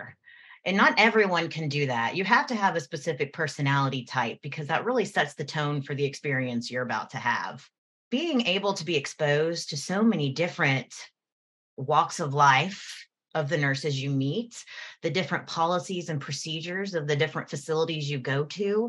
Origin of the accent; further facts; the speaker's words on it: Houston, Texas, United States; moved away; Houston, that's my hometown